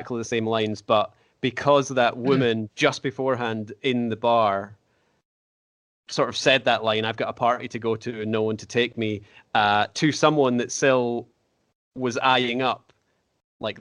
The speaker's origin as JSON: {"language": "English", "region": "Scotland", "country": "United Kingdom", "said": "being a Scottish guy"}